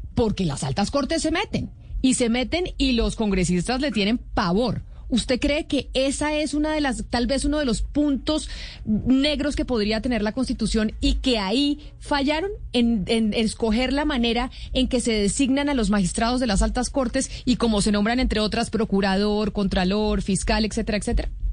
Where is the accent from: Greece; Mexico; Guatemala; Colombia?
Colombia; nuestro país